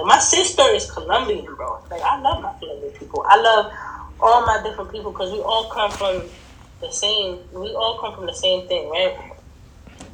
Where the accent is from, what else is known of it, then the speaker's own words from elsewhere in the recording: United States; now in California, United States; I'm an American Dominican, right? I'm born in America. I'm an American